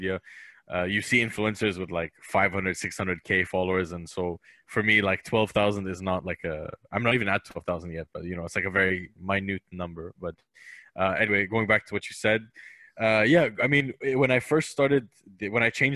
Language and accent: English; Dubai, United Arab Emirates; I grew up in Dubai most of my life